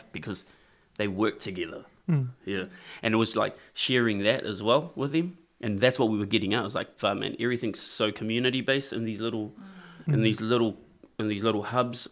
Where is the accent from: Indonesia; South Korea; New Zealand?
New Zealand; Auckland; also born or lived in Henderson; I grew up in New Zealand, in Rānui.